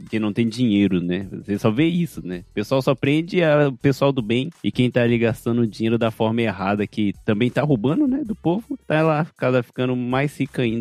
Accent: Japan; Ainda mais pra mim, como eu cresci aqui no Japão, é difícil eu comparar por não ter vivido aí, sabe?

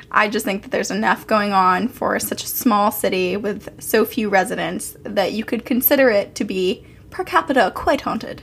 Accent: Burlington, Vermont, United States; moved away; Burlington, Vermont, which is where I'm from.

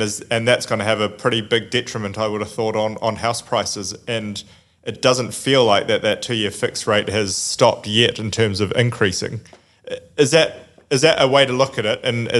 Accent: New Zealand; I'm a Kiwi

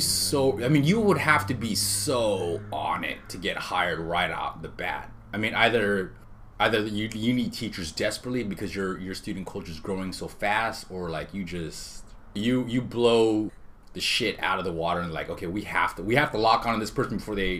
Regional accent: Honolulu, Hawaii, United States; born there; I was born in Honolulu.

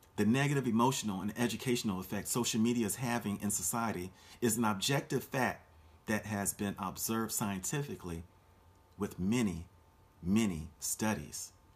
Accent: Orlando, Florida, United States; my hometown of Orlando, Florida

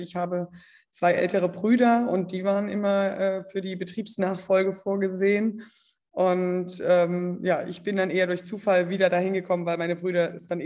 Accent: Calden, Hesse, Germany; ich bin 35 Jahre alt, ich komme aus Kalden bei Kassel in Nordhessen.

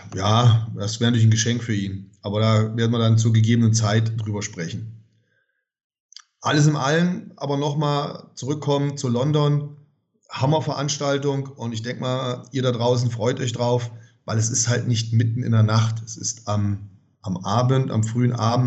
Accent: Germany; ich ja typischer Kartoffeldeutscher bin und, und hier geboren bin und hier lebe

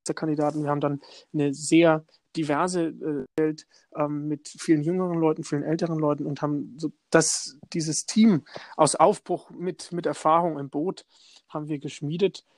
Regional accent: Lichtenberg, Bavaria, Germany; da war ich schon CS CSU-Vorsitzender in meiner Heimatstadt in Lichtenberg.

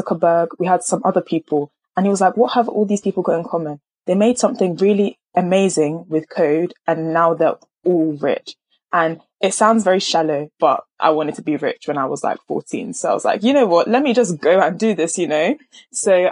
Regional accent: Nigeria; I'm a Nigerian

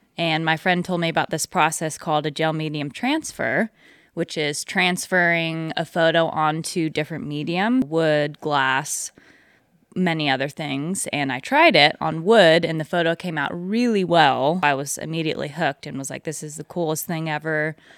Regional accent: Pilot Hill, California, United States; I am from just down the road, actually, in Pilot Hill. It's probably fifteen minutes from where we're doing this interview

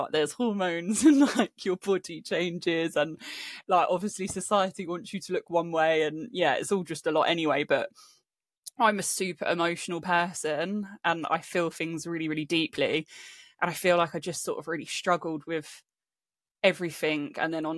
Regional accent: Spain; moved away as an adult; also born or lived in England; now in London, United Kingdom; And then when I was about 9-10 years old, my family moved to Spain. So I grew up in Spain until I was 18, moved back to England, went to uni

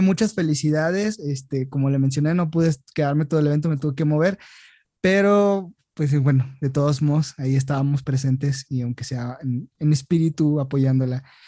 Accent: Mexico

